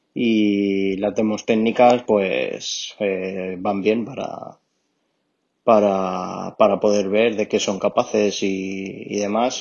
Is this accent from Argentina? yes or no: no; Alicante, Valencian Community, Spain; soy, soy de Alicante